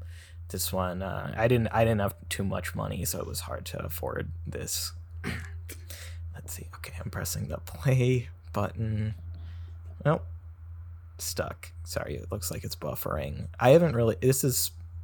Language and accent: English; New Zealand; I'm from New Zealand. I'm from New Zealand, and I had a little cameo in Obi-Wan Kenobi